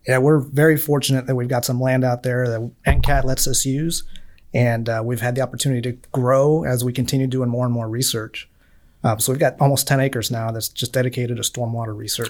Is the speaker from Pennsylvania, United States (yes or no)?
no; Miami, Florida, United States; moved away